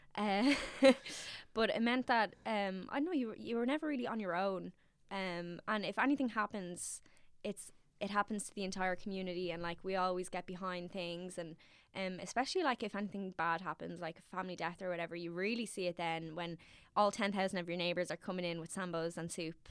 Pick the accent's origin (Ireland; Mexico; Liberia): Ireland; Dublin, Leinster; I'm from Navan Road, which sits in between Castle Knock and Cabra.